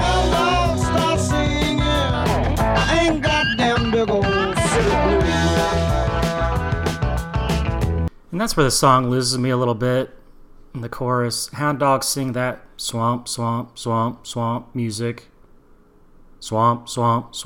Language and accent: English; the South, United States; I'm from the South